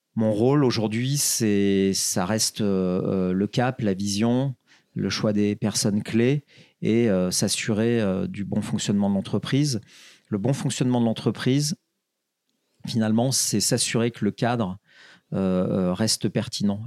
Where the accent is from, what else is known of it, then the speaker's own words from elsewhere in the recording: Saint-Étienne, Auvergne-Rhône-Alpes, France; je suis stéphanois, une ville très populaire